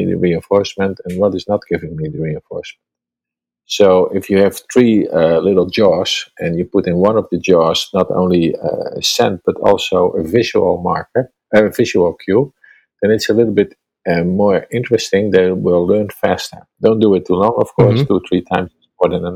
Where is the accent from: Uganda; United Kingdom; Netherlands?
Netherlands; English is a second language; I'm from Holland, and English is not my native language